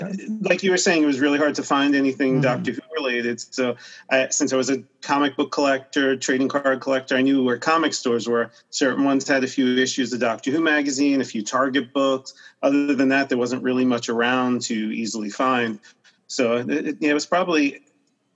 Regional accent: New York, United States; I'm from New York

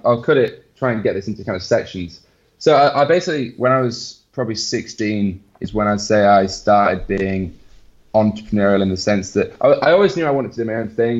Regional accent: England, United Kingdom; now in Barcelona, Spain; my apparently English smile

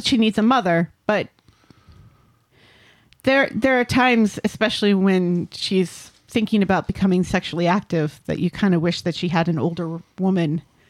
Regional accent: Connecticut, United States; There used to be a greyhound racing track near where I lived growing up in Connecticut.

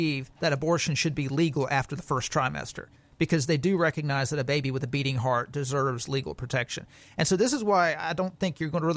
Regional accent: Alabama, United States; I'm from Alabama

